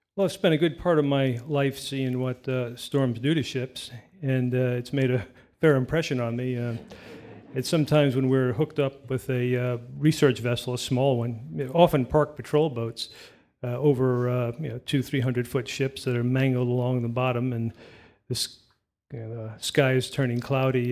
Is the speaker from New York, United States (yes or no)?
yes; New York City, New York, United States; I grew up in New York City on the Lower East Side